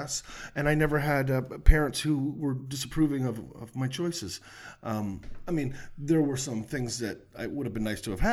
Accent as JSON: {"language": "English", "town": "Ottawa", "region": "Ontario", "country": "Canada", "tie": "born or raised there", "also_born_or_lived": "Halifax / Vancouver", "moved": "as an adult", "said": "Born in Halifax, but I didn't spend any time there. Son of a Navy family, so we were in port there for a very short period of time, and then I grew up in Ottawa"}